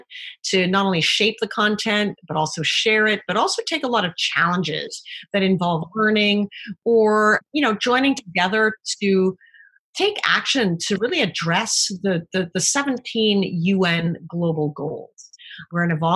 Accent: Canada; moved away; being Canadian

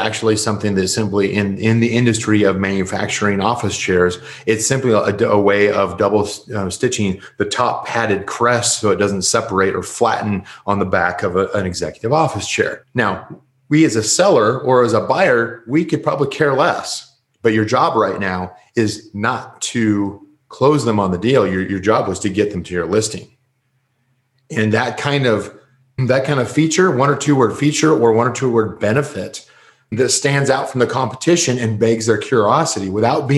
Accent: United States; I'm American

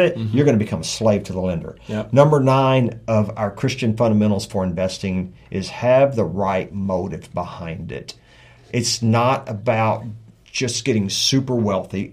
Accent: South Texas, United States; I'm from South Texas, six generations

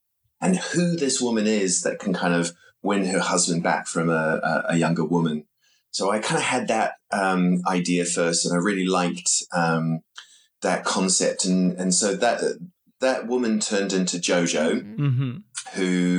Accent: London, United Kingdom; born there; I was born in London, but I didn't live here, I sort of had the experience of both, you know, feeling like a born Londoner

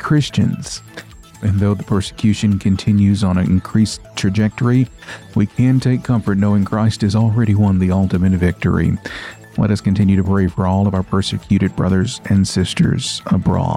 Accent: Tennessee, United States; I am from Tennessee

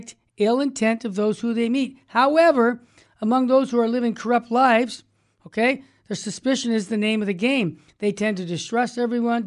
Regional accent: Tucson, Arizona, United States; moved away; I'm originally from Tucson

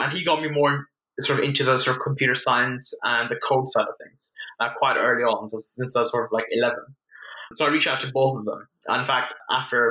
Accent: Vienna, Austria; I grew up in Vienna, Austria

